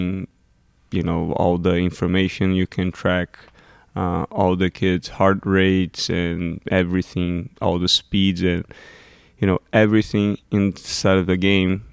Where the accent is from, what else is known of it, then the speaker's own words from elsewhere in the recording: Brazil; moved away; I was from Brazil. I was a middle class kid.